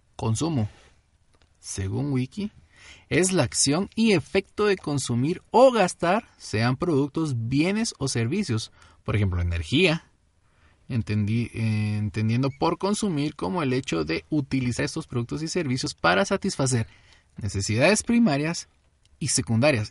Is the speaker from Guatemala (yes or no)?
yes; Guatemala City, Guatemala Department, Guatemala; somos guatemaltecos, somos chapines